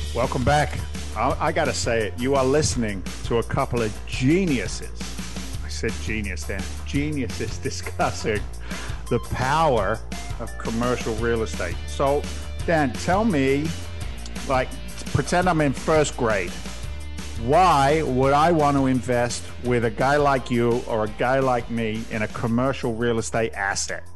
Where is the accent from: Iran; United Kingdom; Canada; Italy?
United Kingdom; England; moved away; I grew up in England's version of the housing projects